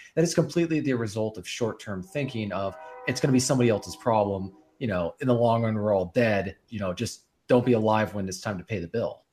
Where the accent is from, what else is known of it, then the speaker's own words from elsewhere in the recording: Bellevue, Washington, United States; moved away; I was displaced from my hometown where I was planning to live